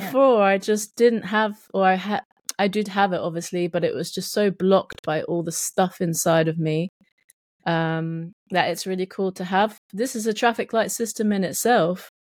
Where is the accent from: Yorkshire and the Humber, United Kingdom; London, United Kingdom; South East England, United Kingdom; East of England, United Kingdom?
South East England, United Kingdom; accent: English Southern; they would definitely say I was, like, some Southern person